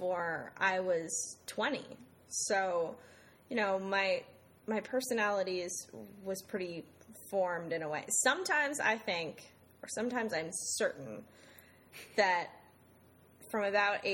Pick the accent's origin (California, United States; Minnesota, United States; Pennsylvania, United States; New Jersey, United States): New Jersey, United States; Summit; moved away as an adult; also born or lived in Saratoga Springs, New York / Ghana / Beijing, China / New York; now in Hartford, United States; I'm from Summit, New Jersey.